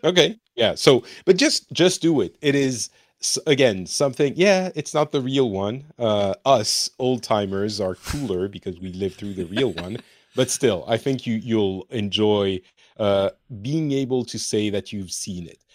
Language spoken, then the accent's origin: English; France; now in Finland; I am from France, but I'm currently in Finland